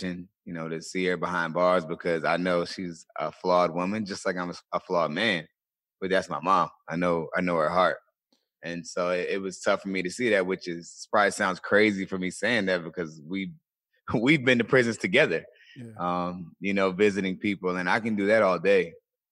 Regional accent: Colonial Beach, Virginia, United States; I grew up in a small town in Virginia, a small town called Colonial Beach, Virginia

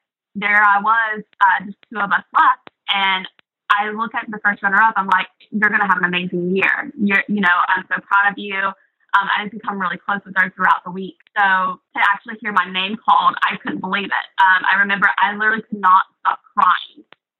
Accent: Aiken, South Carolina, United States; accent: deep Southern; now in New York, United States; I grew up in Aiken, South Carolina. It's more of a retirement community. It's a very small, small town.

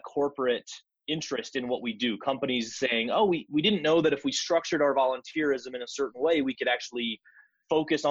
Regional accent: Northwest Iowa, United States; moved away as an adult; also born or lived in South Dakota; now in Denver, United States; I grew up in Northwest Iowa, which is about 45 minutes from Sioux Falls

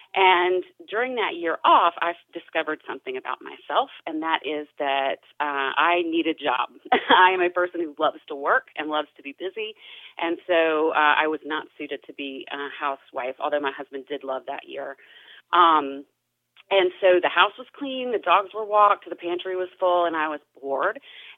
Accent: Spartanburg, South Carolina, United States; That is correct. Yeah, if you've been up 85 heading to Charlotte, you've passed it.

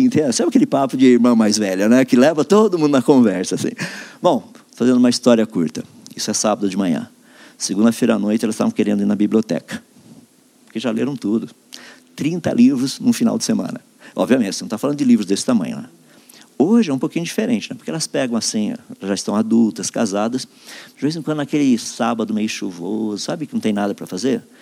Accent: Limeira, São Paulo, Brazil; eu sou da cidade de Limeira, estado de São Paulo

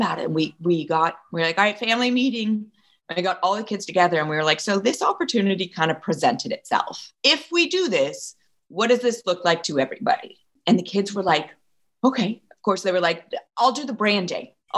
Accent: Ojai, California, United States; I grew up in Ojai and I worked in Ojai ice cream through high school

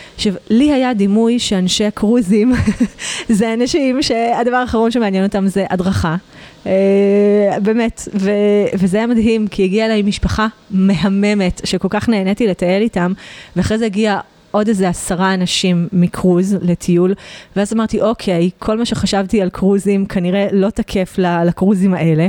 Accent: Israel; moved away as an adult; now in Provence, France; אנחנו בתור ישראלים

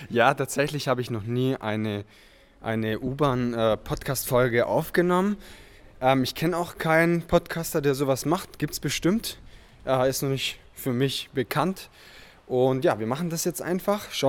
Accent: southern East Germany, Germany; now in Frankfurt, Germany; Du kommst ja aus dem Norden Ostdeutschland, ich komme aus dem Süden und wir treffen uns, sage ich mal, fast schon in der Mitte.

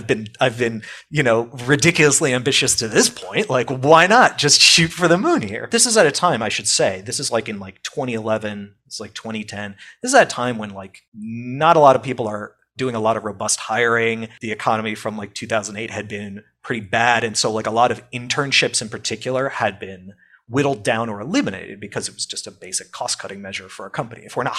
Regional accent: the New York area, United States; I'm from the New York area, so it's like I'm local to the area

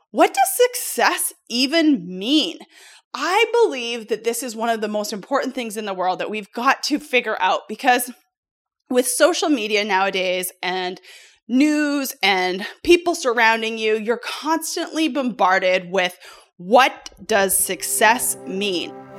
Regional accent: Canada; moved away as an adult; also born or lived in United States; I come from Canada. I'm originally born in Canada.

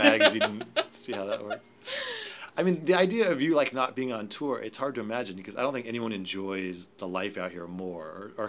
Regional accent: Salinas, California, United States; Actually, you know, I'm from Salinas, California.

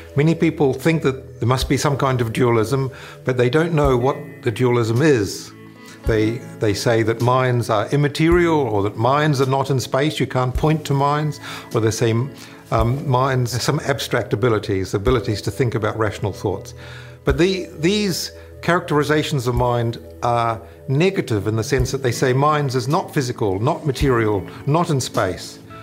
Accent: New Zealand; moved away as an adult; now in United States; I'm from, I was born in New Zealand originally, and, and when I was there as a, as a university student

